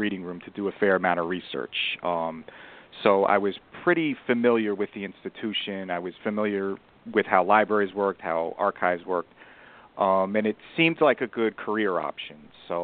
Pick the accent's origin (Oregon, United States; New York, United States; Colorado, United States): New York, United States; Westchester County; I'm from Westchester County